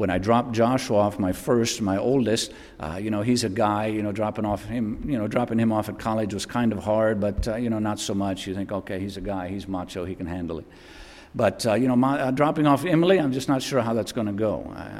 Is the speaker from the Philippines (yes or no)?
yes; Philippines; by way of supporting my dad and feeding our family, or help feeding our family as we grew up in the Philippines.